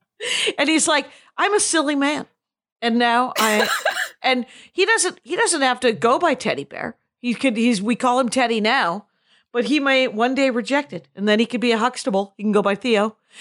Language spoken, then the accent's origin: English; Milwaukee, Wisconsin, United States; my hometown. It's from Milwaukee